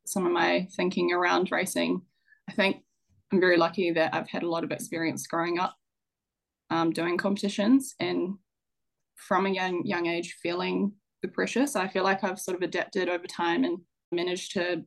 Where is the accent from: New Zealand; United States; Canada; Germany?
New Zealand; Stratford, Taranaki; also born or lived in New Plymouth; I grew up in Stratford of Taranaki, which is a small little rural town in central Taranaki.